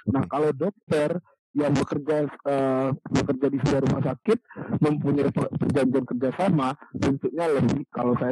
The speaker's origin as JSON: {"language": "Indonesian", "region": "Bengkulu", "country": "Indonesia", "tie": "born or raised there", "said": "di rumah saya saya dulu tinggalnya di Bengkulu ya sebelum bekerja hmm. dari kecil sampai SMA saya di Bengkulu."}